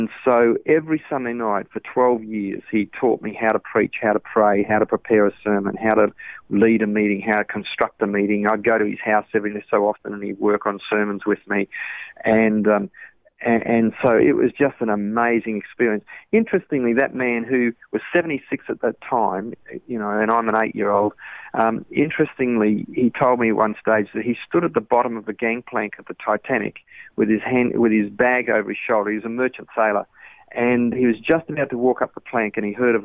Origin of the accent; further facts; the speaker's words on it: Brisbane, Queensland, Australia; also born or lived in England; I was born in England and then came to Australia when I was about 5 years of age